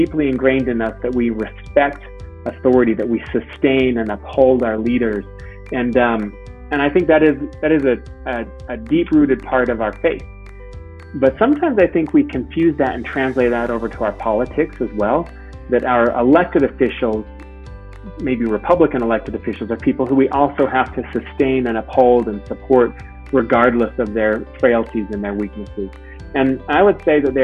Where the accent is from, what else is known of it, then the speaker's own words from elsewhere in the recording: Utah, United States; also born or lived in New York City; I grew up here in Utah, went to the University of Utah